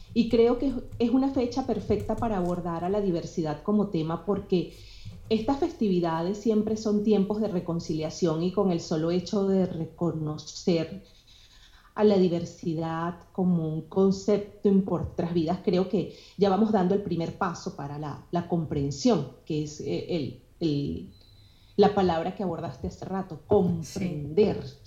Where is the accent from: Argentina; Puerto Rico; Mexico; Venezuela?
Venezuela; also born or lived in Colombia; now in United States; soy venezolana y en mi, en mi país se viven encuentros de diversidad